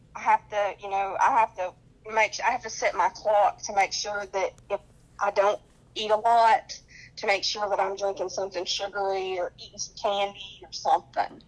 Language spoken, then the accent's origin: English; North Carolina, United States; accent: twang; now in Sacramento, United States; I'm from North Carolina, that's why I talk with a little twang